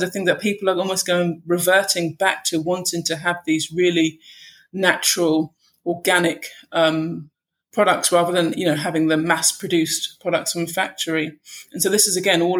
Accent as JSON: {"language": "English", "region": "London", "country": "United Kingdom", "tie": "born or raised there", "said": "we grew up in London in the UK."}